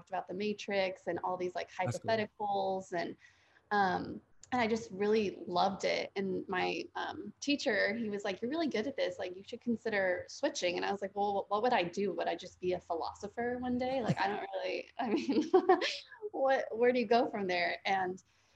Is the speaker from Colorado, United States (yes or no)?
yes; suburb of Denver, Colorado, United States; moved away as an adult; now in Nashville, United States; I'm originally from Colorado and I just moved to Nashville about a year and a half ago